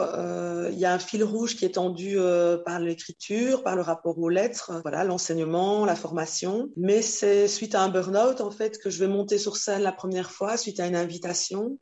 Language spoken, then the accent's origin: French; Belgium; je suis née en Belgique, c'est ma terre de, de vie